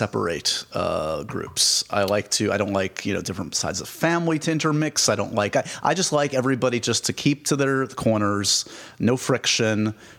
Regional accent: New York City, New York, United States; I'm born and raised New Yorker myself.

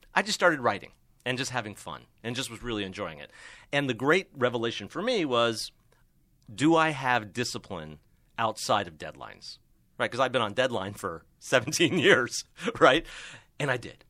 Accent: Miami, Florida, United States; now in Los Angeles, United States; I grew up in Miami

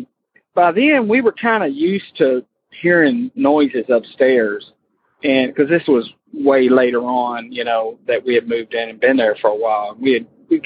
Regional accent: Florida, United States; born or raised there; moved away as an adult; now in Kentucky, United States

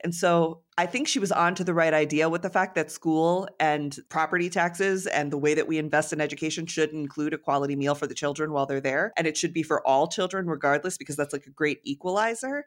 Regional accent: Connecticut, United States; moved away as an adult; also born or lived in New York; I grew up in Connecticut in a very small town

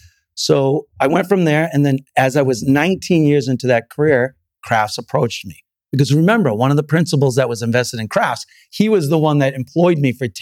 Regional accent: Salem, Massachusetts, United States; also born or lived in Santa Barbara / New York / Pennsylvania / Illinois; So I was born in Santa Barbara, grew up mostly in Salem, Massachusetts, lived in 2 years in New York and then 12 years in Pennsylvania, in Amish country and 8 years in Illinois.

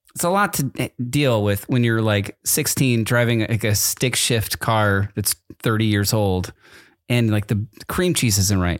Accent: East Coast, United States; moved away; I grew up on the East Coast and we only had Dunkin' Donuts

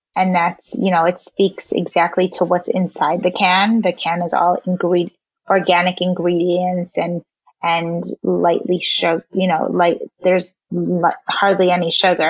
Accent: just out of Chicago, Illinois, United States; also born or lived in South Africa; I was born in South Africa and raised um, just out of Chicago

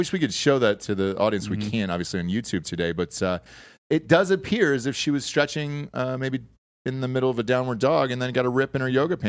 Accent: Georgia, United States; I'm from Georgia

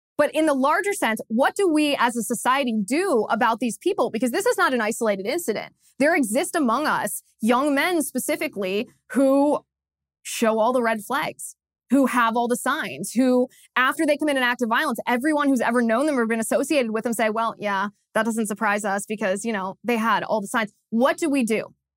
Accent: Cincinnati, Ohio, United States; in Cincinnati, Ohio, my hometown

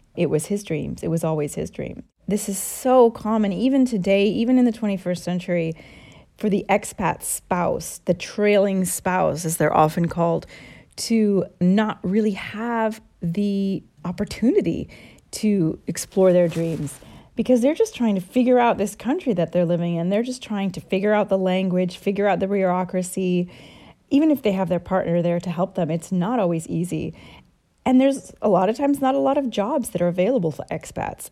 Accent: United States; moved away; I'm one hundred percent American

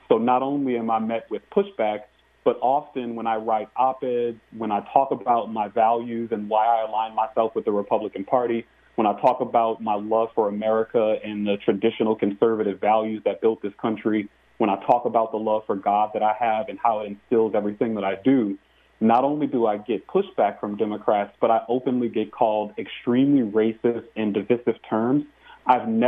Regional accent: New Orleans, Louisiana, United States; Growing up in New Orleans, Louisiana, in a middle-class household

